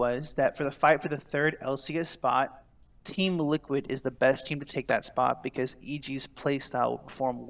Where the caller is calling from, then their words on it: New Orleans, Louisiana, United States; Hello, I am calling from New Orleans.